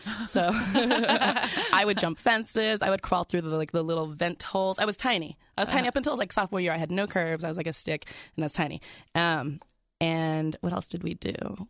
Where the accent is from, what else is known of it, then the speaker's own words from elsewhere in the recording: California, United States; I was already cool because I was from California.